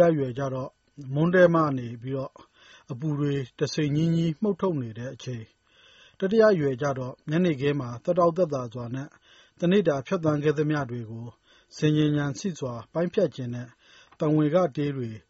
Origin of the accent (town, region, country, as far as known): Myanmar